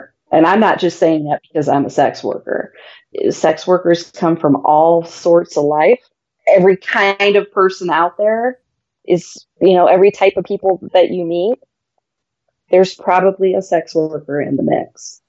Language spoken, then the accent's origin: English; Midwest, United States; I'm from the Midwest.